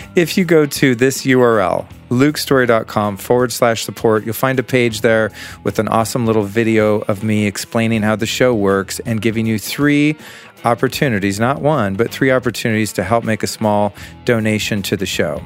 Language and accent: English; Aspen, Colorado, United States; my hometown, the town in which I was conceived many moons ago